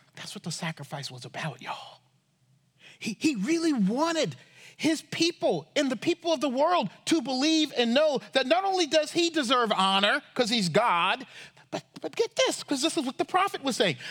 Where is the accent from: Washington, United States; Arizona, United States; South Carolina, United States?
South Carolina, United States; Charleston; I grew up in Charleston, South Carolina